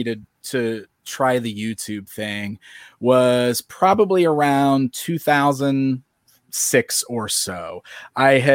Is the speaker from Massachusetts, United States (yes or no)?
no; Springfield, Illinois, United States; born or raised there